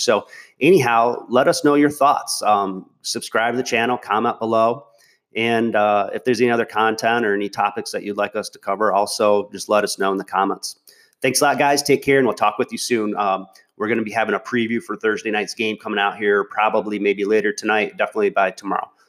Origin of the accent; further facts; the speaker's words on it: Michigan, United States; I grew up in Michigan. I still live in Michigan